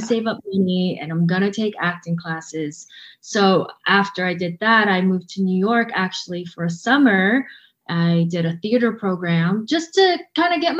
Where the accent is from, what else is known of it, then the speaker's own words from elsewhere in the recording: Vancouver, British Columbia, Canada; now in Toronto, Canada; And I grew up in Vancouver. I live in Toronto.